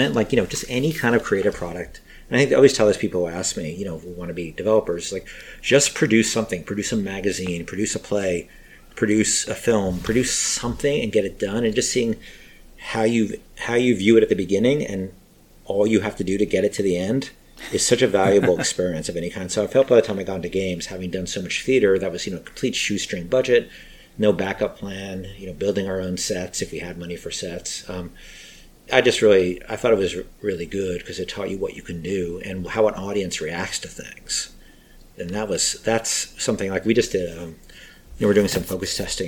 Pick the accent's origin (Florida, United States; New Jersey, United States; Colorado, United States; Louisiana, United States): New Jersey, United States; northern; born or raised there; moved away as an adult; also born or lived in Queens, New York / Los Angeles / San Francisco / Manhattan